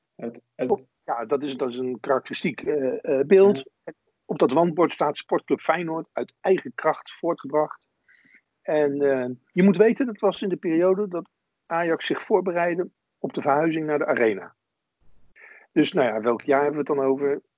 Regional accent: Wateringen, South Holland, Netherlands; ik ben opgegroeid in Wateringen, dat is een, een tuindersdorp in het Westland.

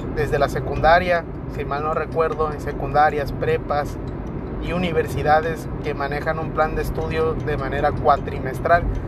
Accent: Mexico; como mexicanos que somos

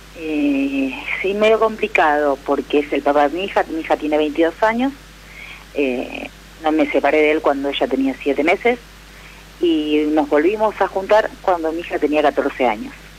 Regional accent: San Pedro, Argentina; somos de San Pedro las dos

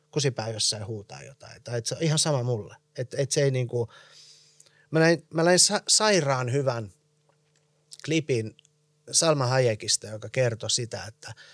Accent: Iran; moved away; also born or lived in United States; millaiset jäljet on jättänyt se, että että mä oon muuttanut Iranista – ja sitten taas, niin, ja sit taas Jenkeistä

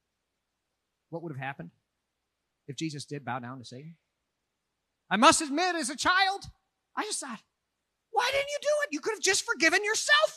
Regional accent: Minneapolis, Minnesota, United States; moved away as an adult; Minneapolis, my hometown

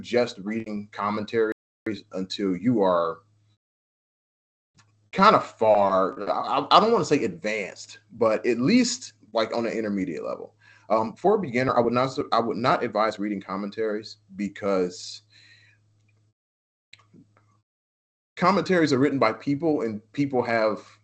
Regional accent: Detroit, Michigan, United States; I'm from Detroit.

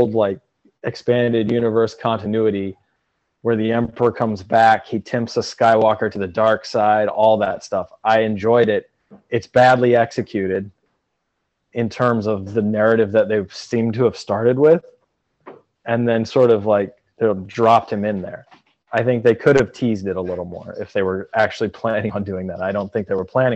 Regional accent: Michiana, Indiana, United States; I'm from Michiana

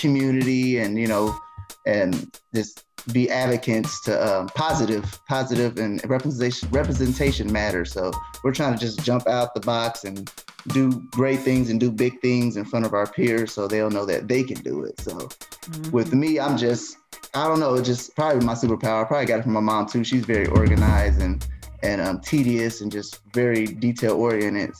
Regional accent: Muncie, Indiana, United States; born and raised in Muncie

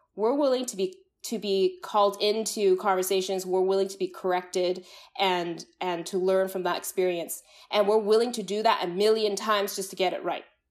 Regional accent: Canada; I grew up in the Canadian context

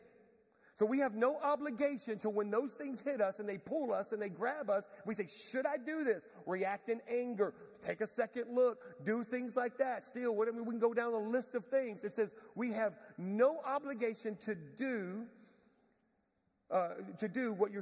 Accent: Galveston, Texas, United States; I'm from Galveston, Texas. Grew up in Galveston.

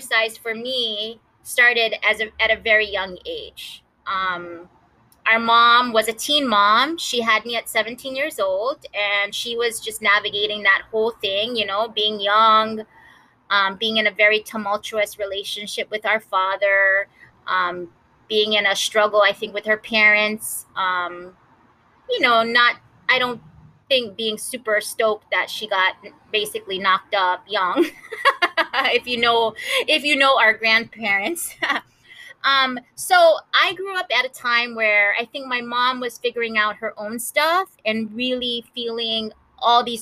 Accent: Kahaluu, Hawaii, United States; two sisters born and raised in Kahalu, Hawaii

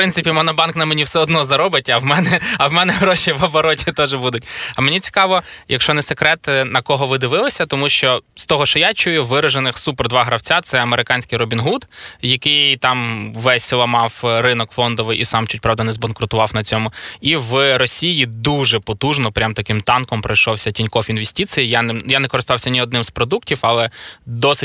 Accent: Khmelnytskyi, Khmelnytskyi Oblast, Ukraine; Це в Хмельницькому стільки людей не живе, звідки я родом

